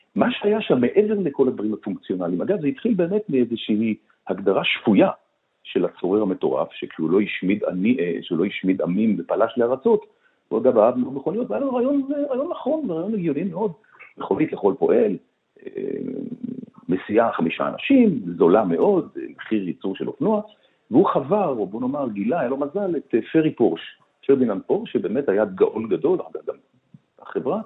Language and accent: Hebrew; Tel Aviv, Tel Aviv District, Israel; אני גדלתי בשנות ה-50-60 בתל אביב